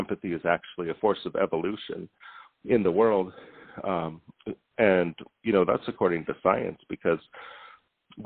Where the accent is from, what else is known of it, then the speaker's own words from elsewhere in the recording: Montana, United States; moved away as an adult; now in Hawaii, United States; I live in Hawaii, and I was born and raised in Montana, but I've lived here for a couple of years